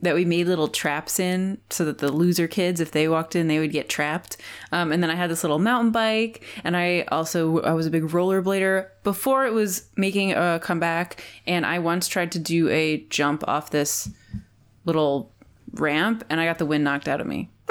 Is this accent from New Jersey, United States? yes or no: yes; New Jersey, United States; moved away; I'm also from New Jersey